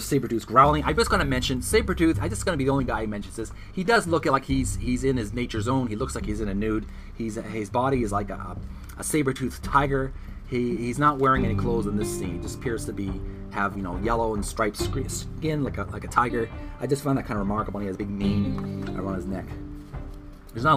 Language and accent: English; Canada; I'm a Canadian